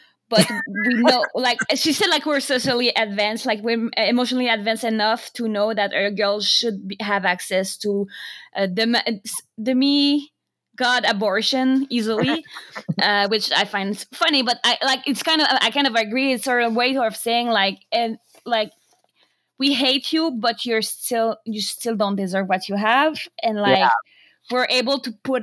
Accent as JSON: {"language": "English", "country": "Canada", "said": "as a Canadian"}